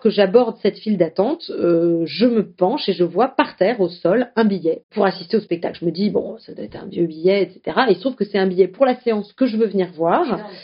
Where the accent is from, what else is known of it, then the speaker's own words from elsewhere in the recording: Strasbourg, Grand Est, France; je suis strasbourgeoise